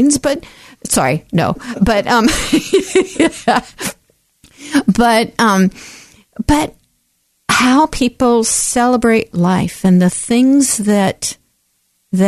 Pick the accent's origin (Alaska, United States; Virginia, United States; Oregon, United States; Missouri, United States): Oregon, United States; I was born right here in the Pacific Northwest, right here in Oregon